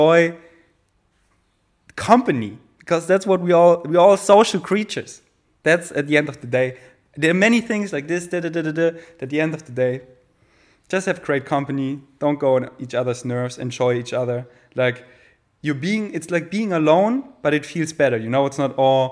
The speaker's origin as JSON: {"language": "English", "town": "Munich", "region": "Bavaria", "country": "Germany", "tie": "born or raised there", "second_language": "English", "moved": "yes", "lives_now": "Berlin, Germany", "said": "Munich, my hometown"}